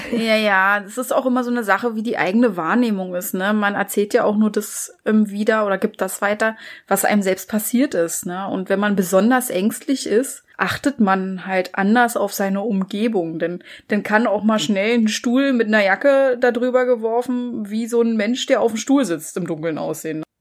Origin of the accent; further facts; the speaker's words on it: Germany; Bei uns in Deutschland